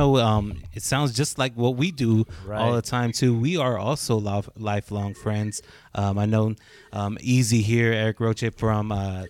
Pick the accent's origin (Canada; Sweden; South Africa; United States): United States; West Texas; we're from West Texas.